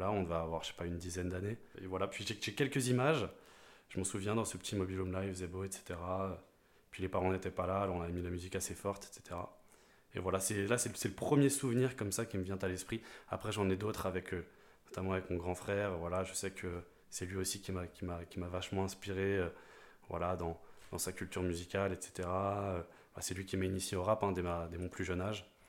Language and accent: French; Rennes, Brittany, France; je suis rennais, breton de, naissance, j'habite à Patonne.